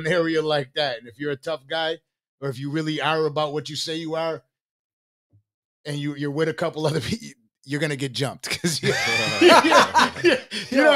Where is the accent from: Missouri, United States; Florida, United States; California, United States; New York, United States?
New York, United States; Buffalo; also born or lived in Tonawanda; I lived in the east side, then I lived in the west side, then I moved to North Buffalo, then I moved to Riverside, then I moved to Tonawanda